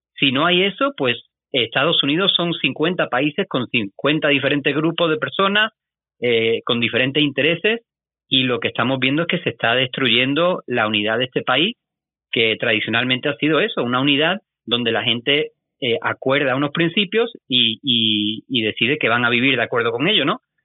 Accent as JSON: {"language": "Spanish", "country": "Spain", "said": "yo soy de España"}